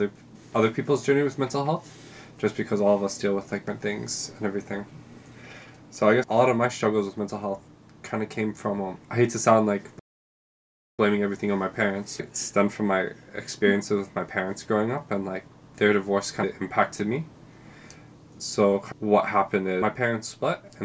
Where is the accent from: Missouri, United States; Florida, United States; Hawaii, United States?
Hawaii, United States; moved away as an adult; also born or lived in East Coast, United States; now in New Zealand; I was born in Hawaii